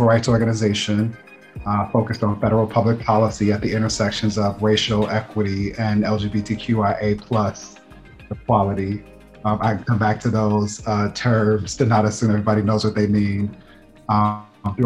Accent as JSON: {"language": "English", "town": "Austin", "region": "Texas", "country": "United States", "said": "I'm from Austin, Texas, where both my mother and father are from."}